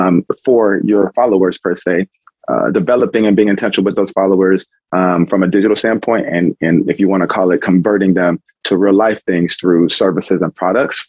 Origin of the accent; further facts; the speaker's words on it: Houston, Texas, United States; moved away as an adult; also born or lived in Indianapolis; now in Michigan, United States; I'm from Houston